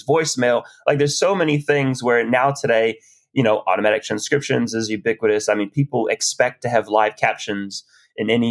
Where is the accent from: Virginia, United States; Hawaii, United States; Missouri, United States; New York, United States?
Hawaii, United States; now in Aotearoa (New Zealand); I'm Hawaiian.